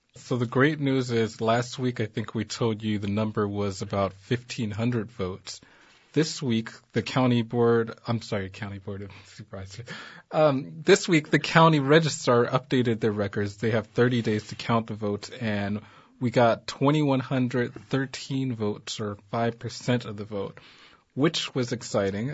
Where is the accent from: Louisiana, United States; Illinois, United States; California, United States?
California, United States; Los Angeles; I grew up in South Central.